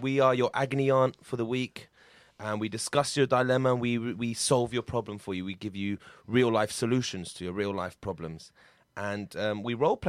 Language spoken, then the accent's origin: English; London, United Kingdom; I'm from Brick Lane, guys. Do you know that?